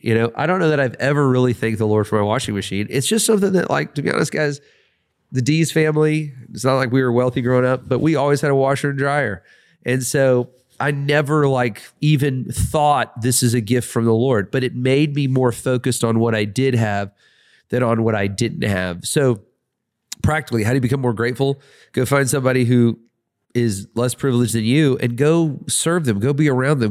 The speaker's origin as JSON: {"language": "English", "town": "Atlanta", "region": "Georgia", "country": "United States", "said": "I really live in Atlanta. I'm really from Atlanta, but I'm just here for a time."}